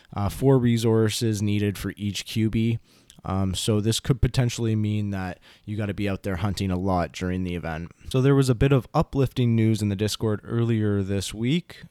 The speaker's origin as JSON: {"language": "English", "country": "Canada", "said": "I'm Canadian"}